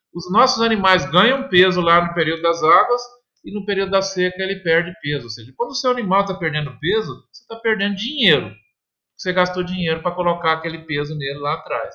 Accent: Minas Gerais, Brazil; Eu, eu, também sou mineiro de origem, né? Meus pais sempre, sempre produziram leite

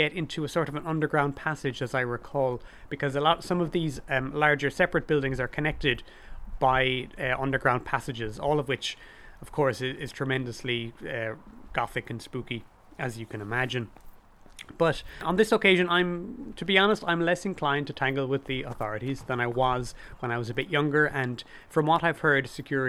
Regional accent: Cork, Munster, Ireland; growing up in Cork City as I did

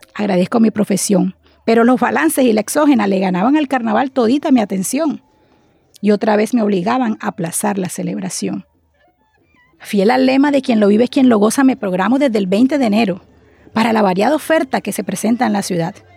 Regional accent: Barranquilla, Atlántico, Colombia; accent: costeña; soy hija de Barranquilla, criada por padres costeños también no ambiciono cambiar mi residencia

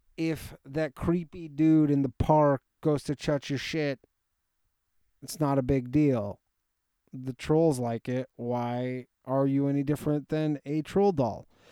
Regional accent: Toronto, Ontario, Canada; born or raised there

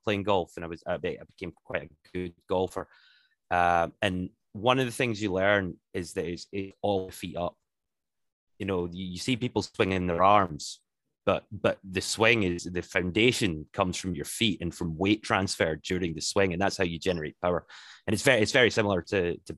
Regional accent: Glasgow, Scotland, United Kingdom; moved away as an adult; also born or lived in Hull; I actually was born and bred in Glasgow.

